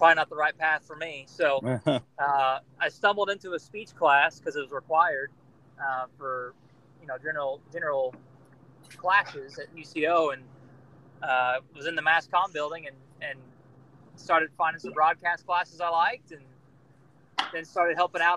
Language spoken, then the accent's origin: English; Oklahoma, United States; also born or lived in Joplin, Missouri; working in my hometown, working in my home market, and then, as you said, and kind of being in charge of the sports department at the ABC affiliate here